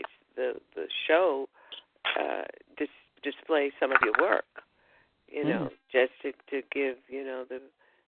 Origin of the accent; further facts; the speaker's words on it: New York, United States; now in Florida, United States; I'm from New York